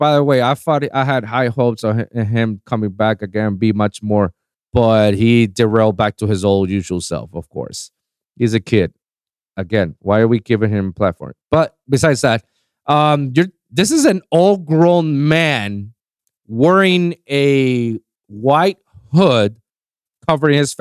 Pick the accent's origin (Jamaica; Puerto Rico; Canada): Puerto Rico; I'm from Puerto Rico